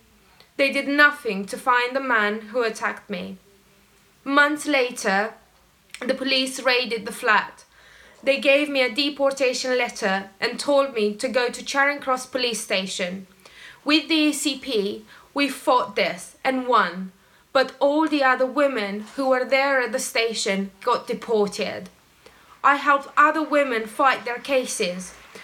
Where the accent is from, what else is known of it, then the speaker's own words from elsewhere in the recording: Romania; now in London, United Kingdom; I came to the UK from Romania to escape violence from my father.